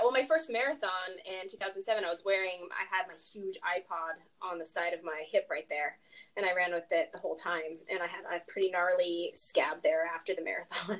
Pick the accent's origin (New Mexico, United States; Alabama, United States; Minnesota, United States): New Mexico, United States; Farmington; moved away as an adult; also born or lived in Denver, Colorado / Dallas, Texas / Las Cruces, New Mexico; now in California, United States; I spent most of my childhood in New Mexico. So uh, junior high and high school was in Farmington, New Mexico